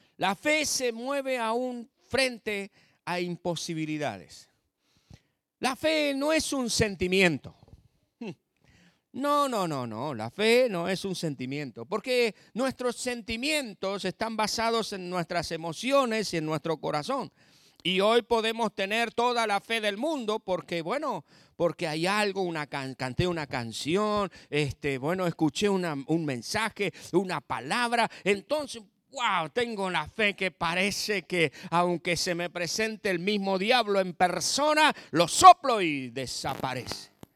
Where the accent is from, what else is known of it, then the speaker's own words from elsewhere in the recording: southern Buenos Aires Province, Argentina; now in La Pampa, Argentina; soy nacido en la provincia de Buenos Aires, al sur de la provincia de Buenos Aires, nada que ver con, con el AMBA ni con la capital federal, no soy porteño, soy campesino, y hace 34 años, 35 que estoy en La Pampa